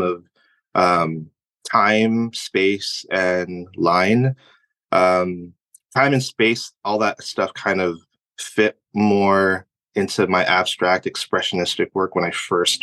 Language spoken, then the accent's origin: English; United States; also born or lived in Philippines; I was born in the Philippines, but I moved here when I was a year and a half, so I'm practically American.